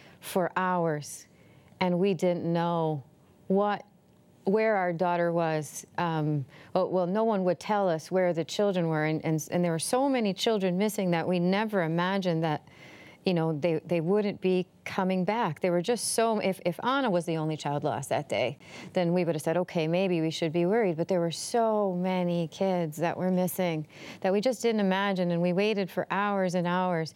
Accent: Puerto Rico; moved away; also born or lived in Canada; I'm from Puerto Rico

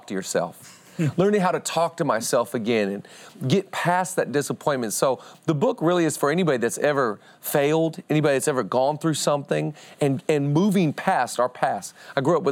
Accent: Seattle, Washington, United States; I'm from Seattle

